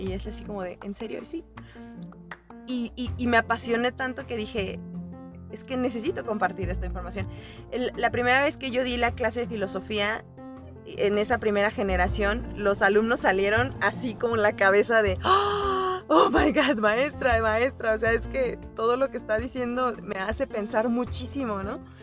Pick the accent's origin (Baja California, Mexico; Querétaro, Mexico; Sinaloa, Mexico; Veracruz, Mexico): Querétaro, Mexico; Soy de Querétaro